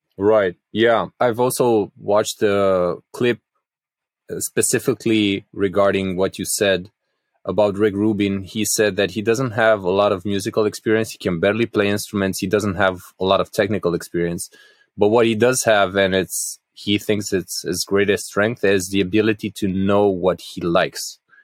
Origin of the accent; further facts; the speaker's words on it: Craiova, Dolj, Romania; my hometown of Craiova, so I'm from the southwest of Romania